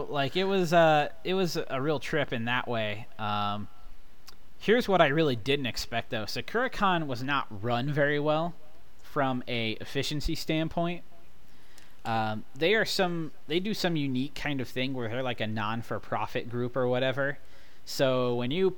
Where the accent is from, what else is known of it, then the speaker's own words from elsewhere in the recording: Midwest, United States; I'm born and raised in the Midwest